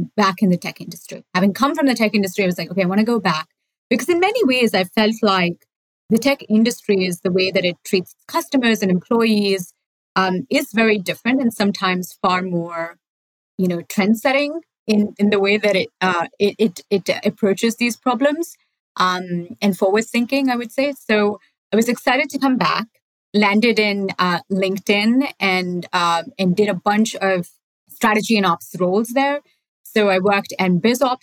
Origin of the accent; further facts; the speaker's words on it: Bangalore, Karnataka, India; moved away; I grew up in Bangalore, which is, I don't know, most of you guys know it as the IT capital of India